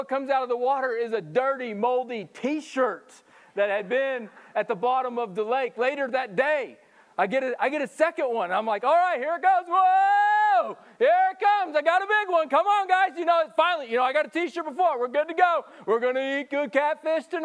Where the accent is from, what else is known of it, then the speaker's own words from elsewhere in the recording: Missouri, United States; moved away; I'm a country boy, and even growing up in Missouri, I would go fishing.